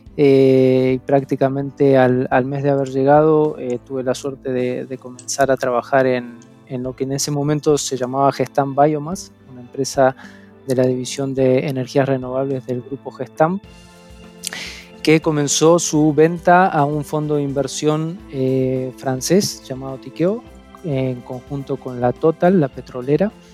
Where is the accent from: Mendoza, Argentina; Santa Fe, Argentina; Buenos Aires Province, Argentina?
Mendoza, Argentina; moved away as an adult; now in Spain; soy argentino, soy de, la provincia de Mendoza eh, y bueno, hace ya un año que estoy acá en, España